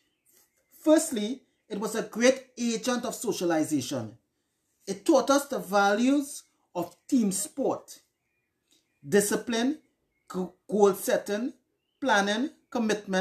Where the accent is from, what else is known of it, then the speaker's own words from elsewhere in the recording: Trinidad & Tobago; Growing up in Housen Village, Koryal, Tamana